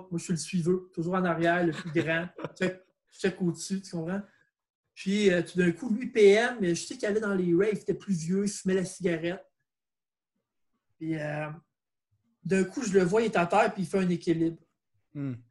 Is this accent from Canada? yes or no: yes; Saint-Jérôme, Quebec, Canada; moi, je suis un gars de Saint-Jérôme. OK. Un gars de Saint-Jérôme.